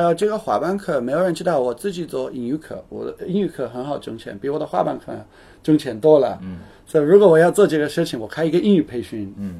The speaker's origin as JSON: {"language": "Chinese", "country": "United Kingdom", "second_language": "Chinese", "moved": "yes", "lives_now": "Shanghai, China", "said": "我是英国人"}